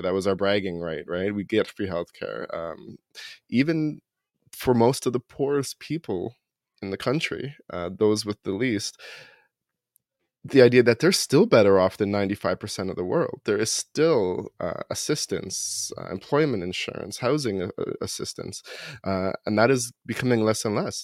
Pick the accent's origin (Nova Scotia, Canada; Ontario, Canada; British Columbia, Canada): Ontario, Canada; Toronto; moved away; when I was growing up in Toronto